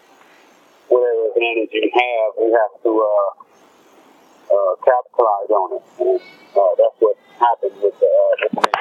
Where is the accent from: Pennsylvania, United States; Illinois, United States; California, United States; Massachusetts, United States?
California, United States; Los Angeles; I grew up in South Central Los Angeles